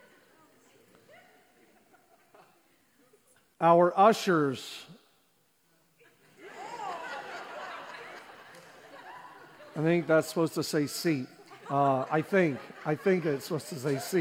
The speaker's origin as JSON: {"language": "English", "country": "Canada", "tie": "born or raised there", "said": "born and raised in Canada."}